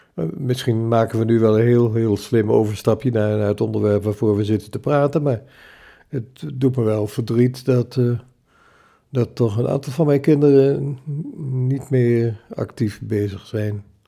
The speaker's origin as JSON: {"language": "Dutch", "town": "Zwolle", "region": "Overijssel", "country": "Netherlands", "tie": "born or raised there", "said": "geboren in Zolle in 1935"}